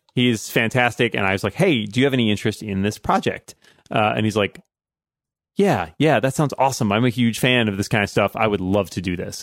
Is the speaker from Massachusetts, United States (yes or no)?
yes; just outside of Boston, Massachusetts, United States; my hometown, just outside of Boston